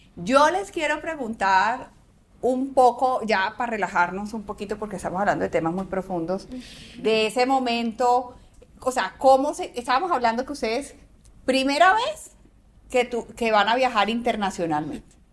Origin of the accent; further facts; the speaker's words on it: Antioquia, Colombia; me encanta que como antioqueños